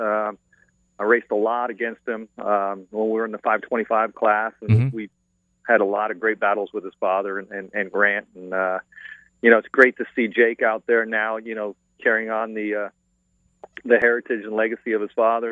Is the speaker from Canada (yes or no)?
yes; Canada; also born or lived in South Florida; now in Florida, United States; I'm a Floridian. I'm originally from Canada, but I've been here since 1977